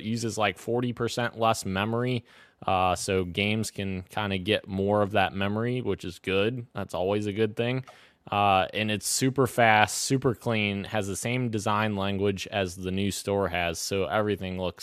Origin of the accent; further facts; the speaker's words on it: Kentucky, United States; my home state, Roro, Kentucky